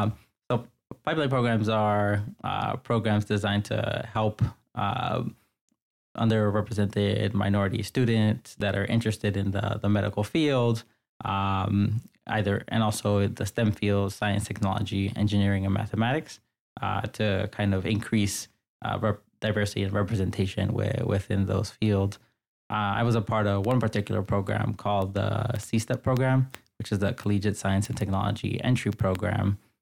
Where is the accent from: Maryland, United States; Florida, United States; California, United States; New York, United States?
New York, United States; New York City; So I grew up in New York City, mostly in the Bronx and in Queens. And I grew up in a predominantly immigrant household. My family immigrated here from the Dominican Republic in the 1980s.